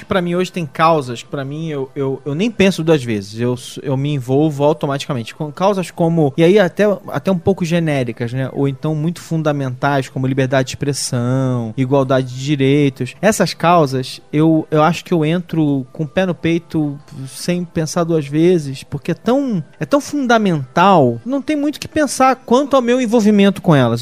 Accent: Rio de Janeiro, Brazil; now in São Paulo, Brazil; eu sou carioca

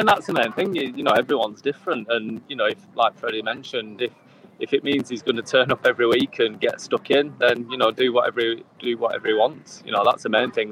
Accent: England, United Kingdom; English kids

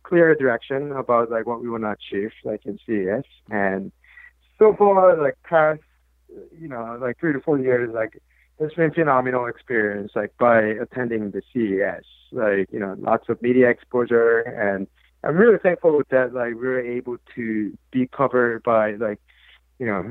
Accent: South Korea; moved away as an adult; growing up in South Korea in the early 80s

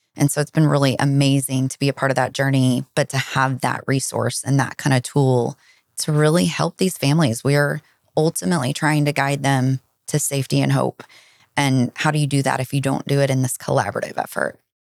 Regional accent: Dallas, Texas, United States; also born or lived in Fort Worth area; I am originally from the Dallas area. Lived south of the Dallas my whole life and grew up here

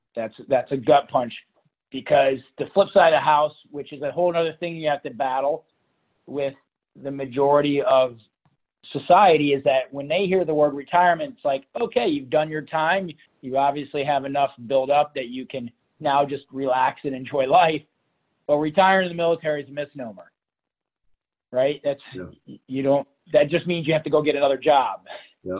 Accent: Toledo, Ohio, United States; We grew up in Toledo, Ohio, so Northwest Ohio.

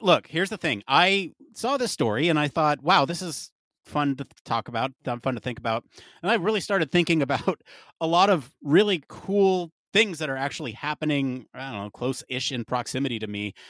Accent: California, United States; growing up in California

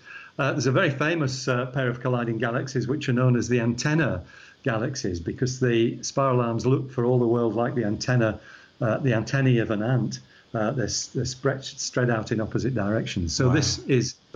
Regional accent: Yorkshire and the Humber, United Kingdom; accent: Yorkshire; also born or lived in Scotland; now in Australia; the Yorkshire shows through because that's where I was born

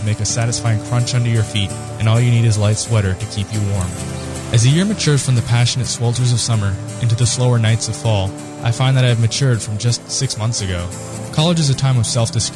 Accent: South Florida, United States; moved away; Growing up in South Florida, I never dealt with the cold

